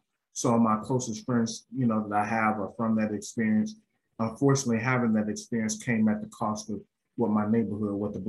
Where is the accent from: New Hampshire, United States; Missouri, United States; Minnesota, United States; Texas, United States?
Missouri, United States; St. Louis; My earliest years of remembrance was in Walnut Park East on Plover, but where I grew up and where I claim from the west side, St. Louis Avenue and Clara.